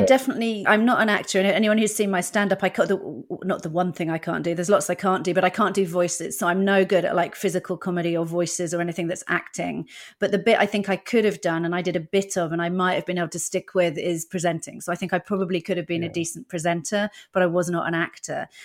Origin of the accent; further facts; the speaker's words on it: Dorset, South West England, United Kingdom; first language English; moved away as an adult; also born or lived in Netherlands; I grew up in Dorset.